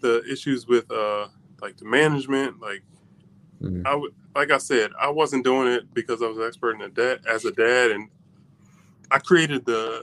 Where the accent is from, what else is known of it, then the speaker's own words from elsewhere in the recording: just outside Philly, Pennsylvania, United States; moved away as an adult; now in Howard County, United States; I grew up just outside Philly, but it was a blue collar town and worked at oil refineries that closed like 20 years ago